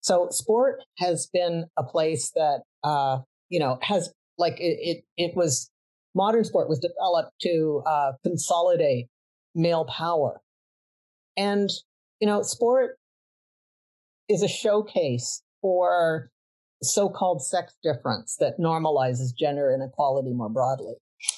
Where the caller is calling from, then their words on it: Vancouver, British Columbia, Canada; I am joining you from Vancouver, Canada, the unceded territory of the Musqueam, Tsleil-Waututh, and Kwikutlam nations.